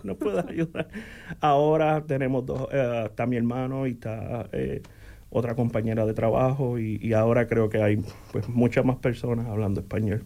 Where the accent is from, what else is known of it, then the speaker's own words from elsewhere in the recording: Coamo, Puerto Rico; moved away as an adult; also born or lived in Aibonito, Puerto Rico; now in Bloomington, United States; Nací en Coamo, en Aybonito, Puerto Rico